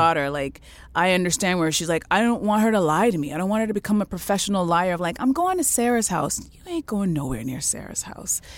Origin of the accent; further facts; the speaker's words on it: Canada; I was born in Canada